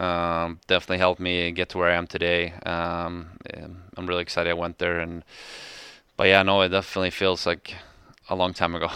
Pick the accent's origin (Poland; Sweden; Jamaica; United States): Sweden; moved away as an adult; now in Calgary, Canada; my hometown, uh, Landis Gog